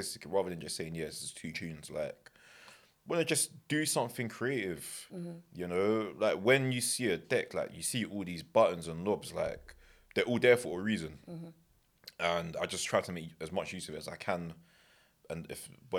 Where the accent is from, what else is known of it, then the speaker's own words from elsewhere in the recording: London, United Kingdom; I'm from Northwest, innit? And to be fair, I've not always been from North West. I was from West originally